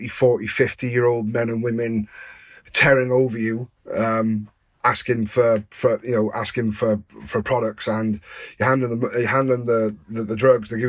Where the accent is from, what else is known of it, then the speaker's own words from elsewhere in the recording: Newport, Wales, United Kingdom; I grew up in Newport